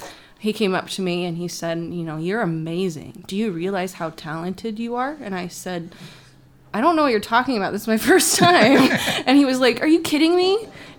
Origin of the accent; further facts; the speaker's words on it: Florida, United States; also born or lived in Georgia; now in Indianapolis, United States; So I was born in Indianapolis. Mm-hmm. Parents and I moved down to Florida. Parents divorced, lived in Georgia, and then moved back to Florida.